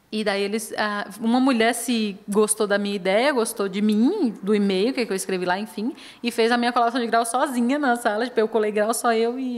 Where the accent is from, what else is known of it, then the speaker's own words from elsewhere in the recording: Northeast Region, Brazil; quando eu falo que eu sou do Nordeste para cá, todo mundo imagina que eu estava passando fome comendo barro e lá não chove.